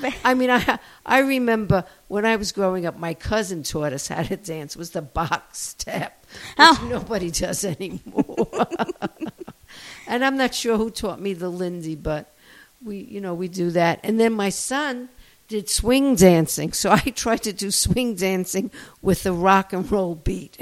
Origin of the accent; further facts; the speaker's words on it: New York City, New York, United States; accent: Brooklyn; moved away as an adult; now in San Marcos, United States; I'm from Brooklyn. I was born and raised and left when I was 40.